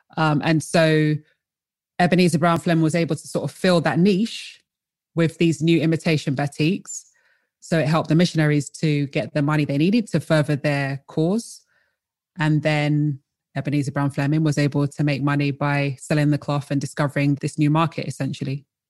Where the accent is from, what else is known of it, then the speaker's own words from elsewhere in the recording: London, United Kingdom; also born or lived in Colchester; I was born in Colchester and raised in London.